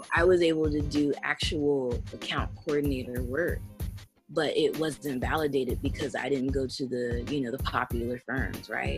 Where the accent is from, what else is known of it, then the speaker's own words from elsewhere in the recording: Tennessee, United States; So I'm from the South. Um, I'm from Tennessee, and I grew up in this military town.